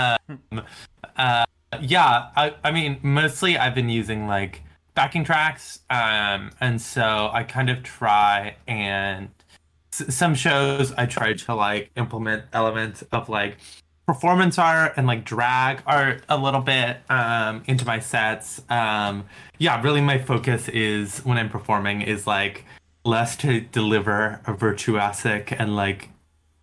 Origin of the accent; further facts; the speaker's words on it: the South, United States; I'm from the South.